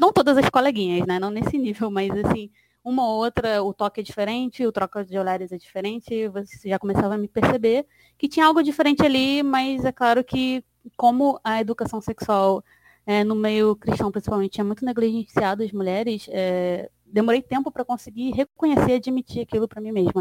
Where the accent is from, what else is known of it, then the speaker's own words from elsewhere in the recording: Baixada Fluminense, Rio de Janeiro, Brazil; sou cria da Baixada Fluminense